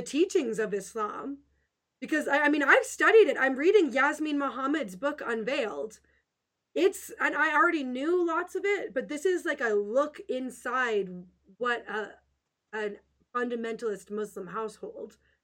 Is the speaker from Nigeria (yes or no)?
no; Western Canada, Canada; I'm just a nice little Canadian girl